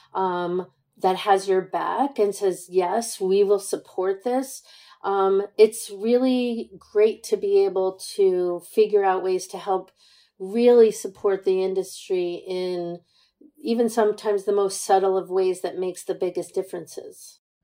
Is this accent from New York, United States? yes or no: yes; New York City, New York, United States; I'm born and raised in Manhattan